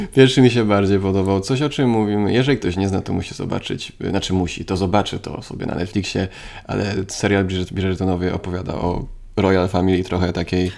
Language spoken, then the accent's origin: Polish; Poland; Jestem ze Strzębia, więc blisko